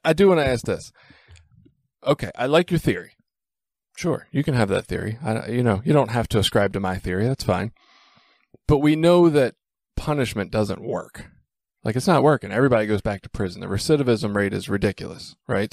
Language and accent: English; Baltimore, Maryland, United States; I'm from Baltimore